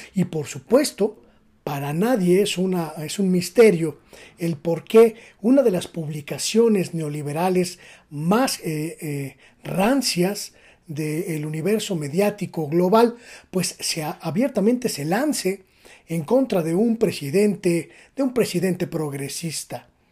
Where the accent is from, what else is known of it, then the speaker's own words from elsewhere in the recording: Mexico; es una obligación como mexicanos